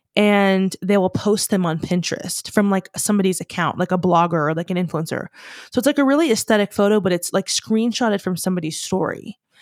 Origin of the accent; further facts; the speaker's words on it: United States; We're American.